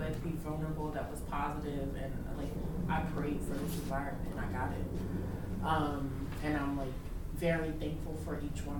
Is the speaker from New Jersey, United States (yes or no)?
yes; New Jersey, United States; now in Philadelphia, United States; I came here from Philadelphia, but I'm originally from New Jersey.